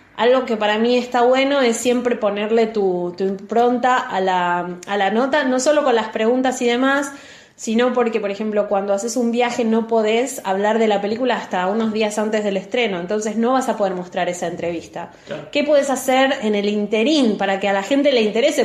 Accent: Buenos Aires, Argentina; yo eh, soy de Capital

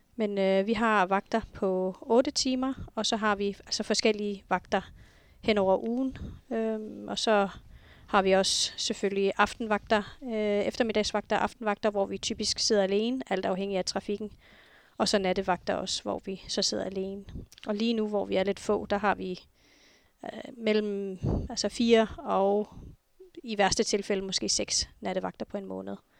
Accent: Nuuk, Sermersooq, Greenland; Jeg er født og opvokset her i Nuuk

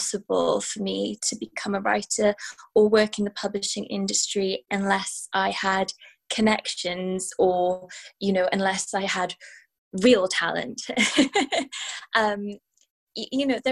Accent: Wales, United Kingdom; moved away as an adult; now in London, United Kingdom; I'm Welsh, and I've inherited a particular kind of stoicism from my mother, but also just kind of from my heritage.

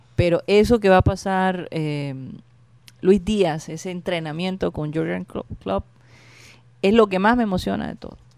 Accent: Colombia; yo soy de Colombia.

